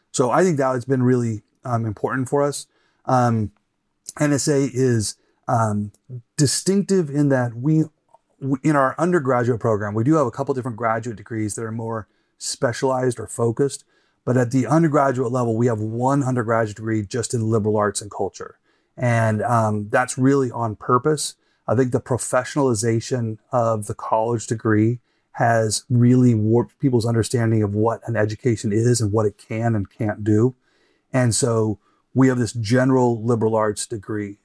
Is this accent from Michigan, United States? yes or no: no; Boise, Idaho, United States; also born or lived in Oxford, United Kingdom; now in Moscow, Idaho, United States; I'm from Boise, uh, graduated from public school, went up to the University of Idaho